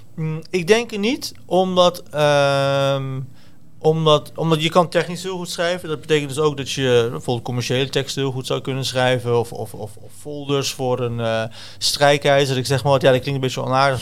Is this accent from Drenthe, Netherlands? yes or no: no; Deventer, Overijssel, Netherlands; also born or lived in Zwolle; Ik kom dus uit Deventer